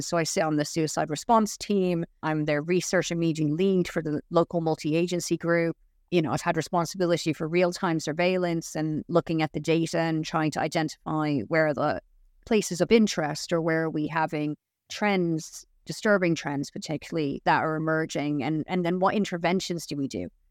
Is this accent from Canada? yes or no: no; Dublin, Leinster, Ireland; also born or lived in Florida / Wales; now in England; I'm originally from Dublin, so it's not that big of a leap for me to move from Florida to Wales.